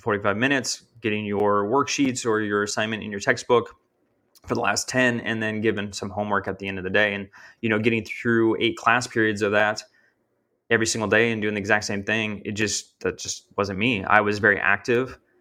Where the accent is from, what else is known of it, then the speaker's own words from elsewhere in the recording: Minnesota, United States; moved away as an adult; now in Texas, United States; I grew up in Minnesota. So, you know, that's 17 years of growing up in my life, living in that space.